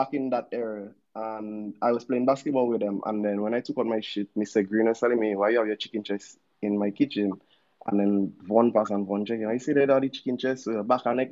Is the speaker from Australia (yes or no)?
no; Dominica; also born or lived in Goodwill, Dominica; I grew up in Wallows, I was born in PMH.